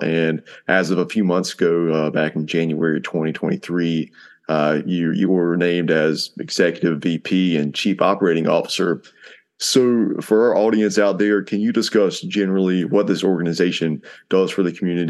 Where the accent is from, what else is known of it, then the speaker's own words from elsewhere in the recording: Cleveland County, North Carolina, United States; Yeah, I grew up in the Cleveland County school system as well, from Springmore Elementary to Crest Middle and Crest High.